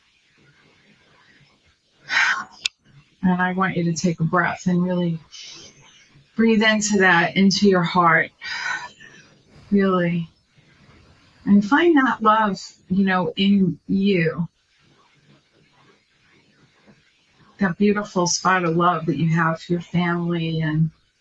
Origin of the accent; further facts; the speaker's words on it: New York, United States; now in California, United States; when I was growing up in New York